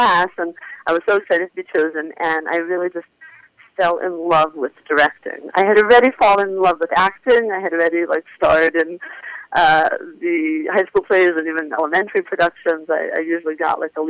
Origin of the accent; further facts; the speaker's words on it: Philadelphia, Pennsylvania, United States; I'm from Philadelphia, Northeast Philly to be exact. I grew up Orthodox